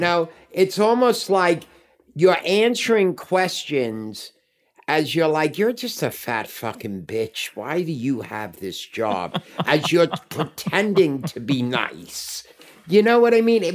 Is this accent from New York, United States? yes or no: yes; New York City, New York, United States; I moved back in to the apartment I grew up